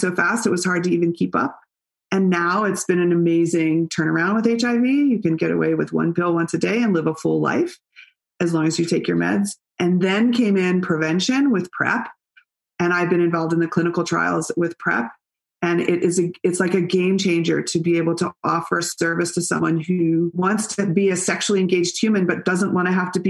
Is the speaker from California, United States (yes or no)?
yes; Berkeley, California, United States; I grew up in Berkeley